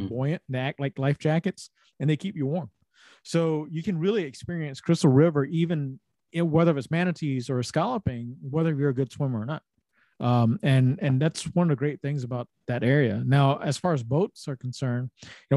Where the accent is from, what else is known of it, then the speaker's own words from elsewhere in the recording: Savannah, Georgia, United States; the three of us, we're from Savannah